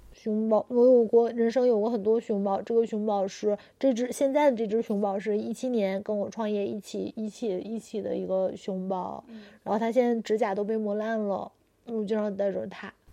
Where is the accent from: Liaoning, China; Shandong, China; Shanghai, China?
Liaoning, China; Dandong; moved away as an adult; also born or lived in Shenyang; now in Beijing, China; 我就是丹东人嘛